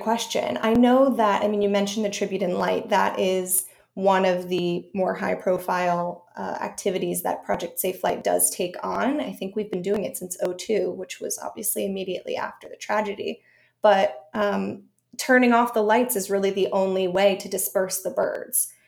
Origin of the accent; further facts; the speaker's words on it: Connecticut, United States; moved away as an adult; also born or lived in Syracuse; now in New York, United States; as a kid, I grew up in Connecticut in the, in the, backwoods